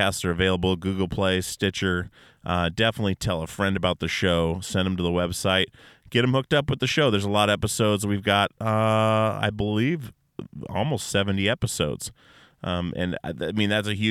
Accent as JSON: {"language": "English", "region": "Alaska", "country": "United States", "said": "We're all from Alaska, all my guys"}